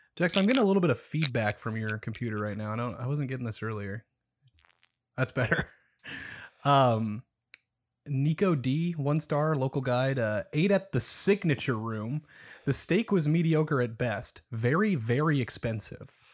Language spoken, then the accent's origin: English; Omaha, Nebraska, United States; I'm not from Lincoln, I'm from Omaha